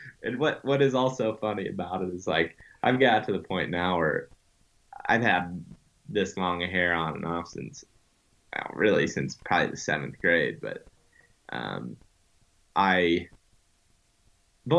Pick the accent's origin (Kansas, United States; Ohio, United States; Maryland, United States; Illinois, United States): Ohio, United States; Western; moved away; I grew up in Western Ohio